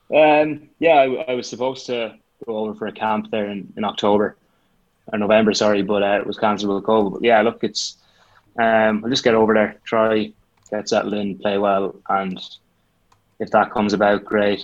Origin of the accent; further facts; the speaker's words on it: Roscommon, Connacht, Ireland; I'd say I am a bit of a home bird. Like, uh, you can't beat Roscommon